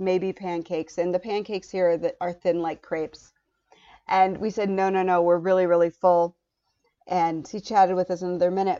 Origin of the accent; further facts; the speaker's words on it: United States; as an American